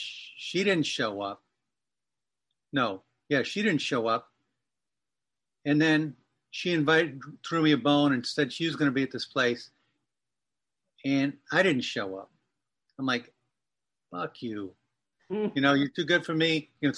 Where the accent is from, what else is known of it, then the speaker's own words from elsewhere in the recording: Massachusetts, United States; accent: Boston; also born or lived in New Hampshire; But I was born in New Hampshire and raised in Massachusetts. So I had a pretty heavy Boston accent when I was living there.